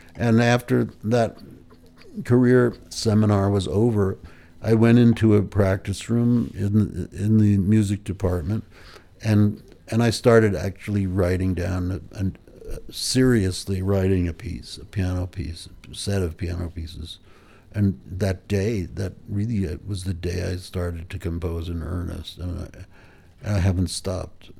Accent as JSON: {"language": "English", "town": "Pound Ridge", "region": "New York", "country": "United States", "tie": "born or raised there", "said": "where I grew up in Pound Ridge, New York."}